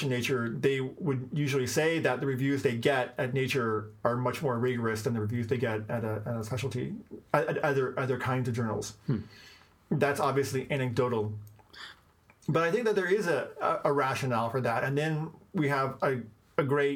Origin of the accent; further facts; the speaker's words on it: Washington, District of Columbia, United States; I was born in Washington, D.C.